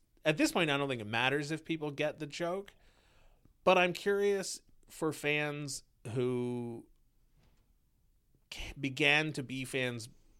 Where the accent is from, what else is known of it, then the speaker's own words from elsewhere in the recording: Canada; And as this is one of the rare times where I identify as Canadian. As a Canadian, send the pros.